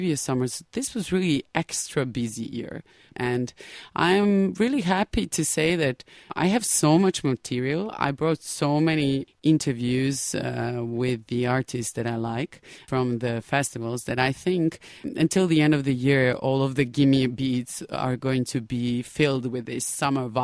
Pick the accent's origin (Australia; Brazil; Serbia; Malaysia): Serbia; Novi Sad, Vojvodina; moved away; Novi Sad, my hometown.